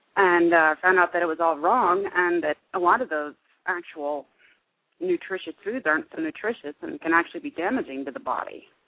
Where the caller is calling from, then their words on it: Indiana, United States; calling from Indiana